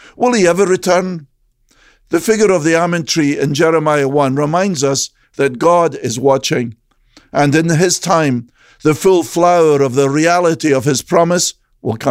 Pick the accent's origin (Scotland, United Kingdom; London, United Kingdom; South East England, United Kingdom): Scotland, United Kingdom; Growing up in Scotland